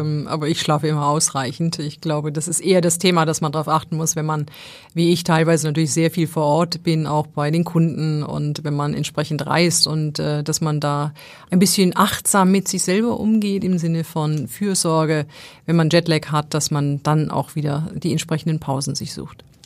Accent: Essen, North Rhine-Westphalia, Germany; now in Hamburg, Germany; im Ruhrgebiet so, wo ich ja, wo ich ja eigentlich herkomme

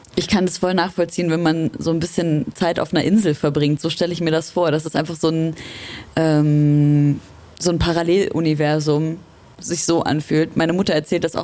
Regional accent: Leipzig, Saxony, Germany; ich komme aus Leipzig

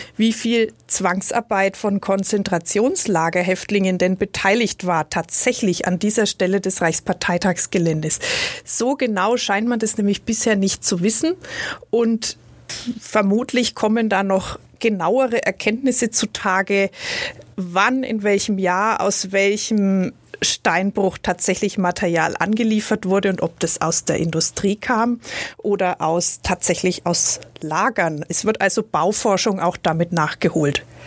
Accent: Nuremberg, Bavaria, Germany; als Nürnbergerin

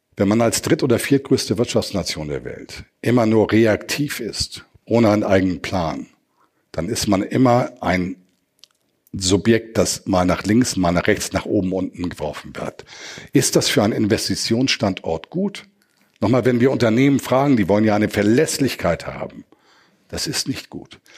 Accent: Hamburg, Germany; now in Worpswede, Germany; Ich bin Norddeutscher, ich lebe im Künstlerdorf Horbswede, ich bin Hamburger, gebürtig.

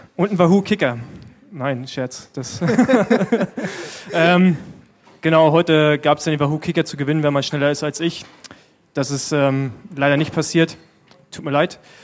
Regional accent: Berlin, Germany; als Berliner

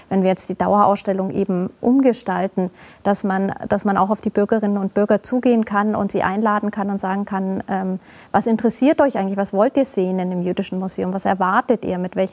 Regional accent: Augsburg, Bavaria, Germany; natürlich in Augsburg für mich nochmal eine ganz andere Sache, als es in einer anderen Stadt wäre. Das ist meine Heimatstadt.

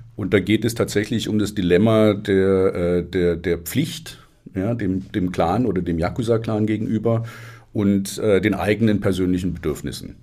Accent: Stuttgart, Baden-Württemberg, Germany; ich bin in Stuttgart groß geworden

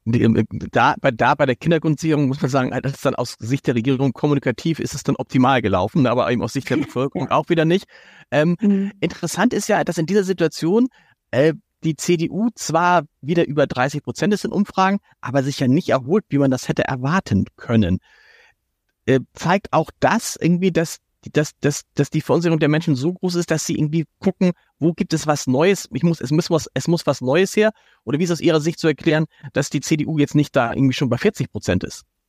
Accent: Hamburg, Germany; als Hamburger

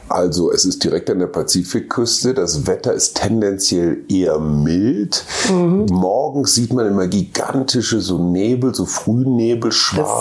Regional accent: Germany; meinem Heimatland

